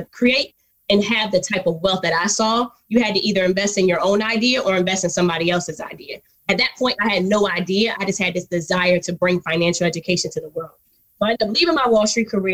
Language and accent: English; Philadelphia, Pennsylvania, United States; moved away as an adult; also born or lived in Washington, D.C. / New York City; I'm originally from Philly, went to Howard University.